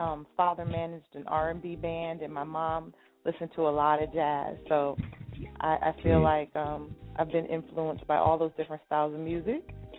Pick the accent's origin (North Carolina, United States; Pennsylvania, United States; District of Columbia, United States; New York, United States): New York, United States; Roosevelt; I grew up in Strong Island.